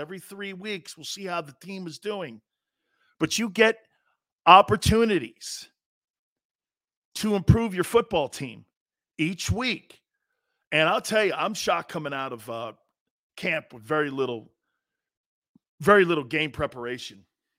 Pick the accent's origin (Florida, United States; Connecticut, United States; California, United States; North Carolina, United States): Connecticut, United States; Stamford; I grew up with Garry Cobb. Garry Cobb's from my hometown. I was telling Krause. Yeah, Gary Cobb's from Stanford.